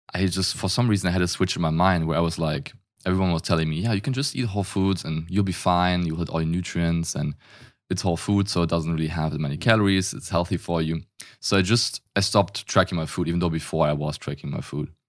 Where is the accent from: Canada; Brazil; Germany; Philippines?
Germany; accent: German; English is a second language; I'm German. If you can't tell from the accent, I grew up in Germany